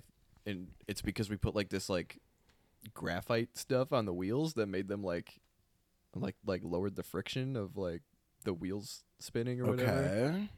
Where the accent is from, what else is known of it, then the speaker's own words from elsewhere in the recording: Canton, Michigan, United States; In Plymouth Canton.